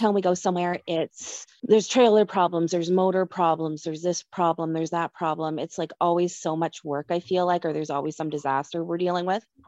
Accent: Nova Scotia, Canada; moved away as an adult; now in Manitoba, Canada; I grew up in Nova Scotia, and I lived there most of my life

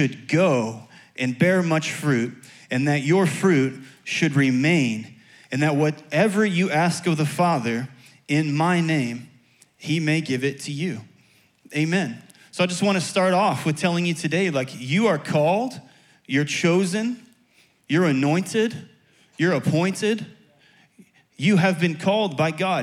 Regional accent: Chicago, Illinois, United States; moved away; also born or lived in Tampa; I'm from Chicago originally.

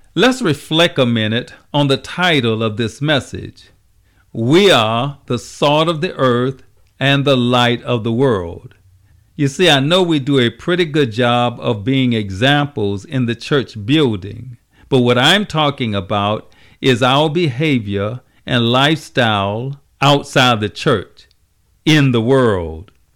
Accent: Savannah, Georgia, United States; my hometown, Savannah, Georgia

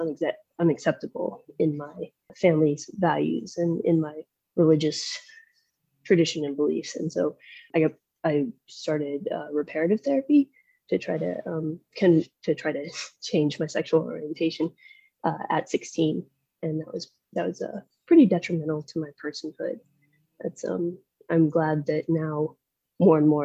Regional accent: south of Nashville, Middle Tennessee, United States; I grew up in Middle Tennessee, south of Nashville

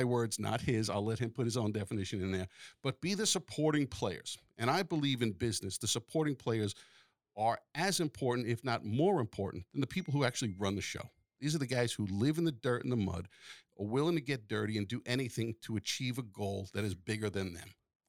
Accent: Long Island, New York, United States; I grew up on Long Island

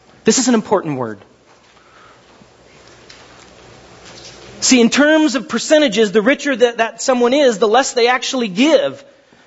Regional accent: Glendora, California, United States; When I was a kid, I grew up kind of in Glendora half my life.

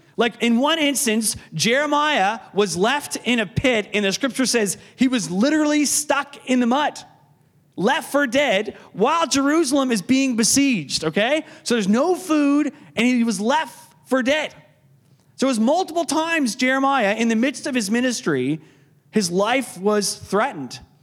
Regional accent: Canso, Nova Scotia, Canada; as a grade 12 student uh, in Canso

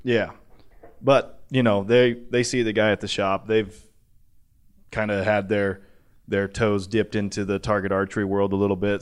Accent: the West, United States; I'm from the West.

